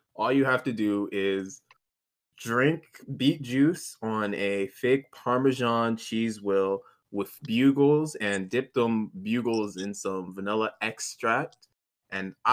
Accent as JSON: {"language": "English", "region": "Tennessee", "country": "United States", "tie": "born or raised there", "said": "I'm from Tennessee, you know, born and raised in Tennessee all my life. I've never stepped out of the state of Tennessee."}